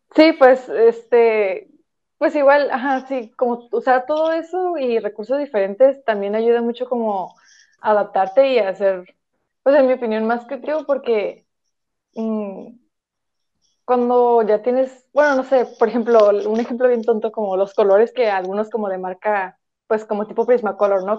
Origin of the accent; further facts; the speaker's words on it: Tijuana, Baja California, Mexico; tengo 22 años y soy de Tijuana